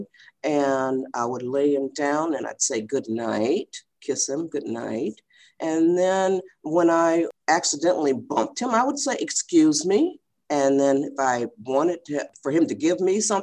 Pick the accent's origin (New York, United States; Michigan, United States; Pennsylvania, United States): Michigan, United States; now in California, United States; We're from Michigan